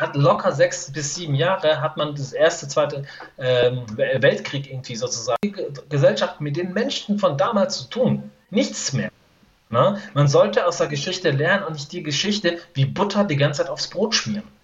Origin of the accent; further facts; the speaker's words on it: Iran; moved away; wir Iraner